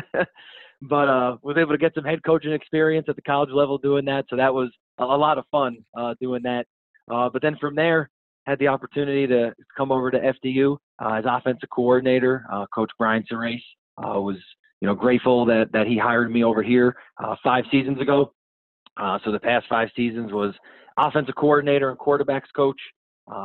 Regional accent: Yonkers, New York, United States; also born or lived in Germany; now in Madison, United States; born and raised in Yonkers, New York, which is also just outside New York City

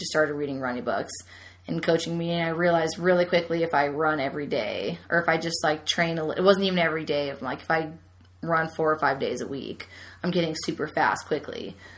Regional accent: San Jose, California, United States; In California, San Jose.

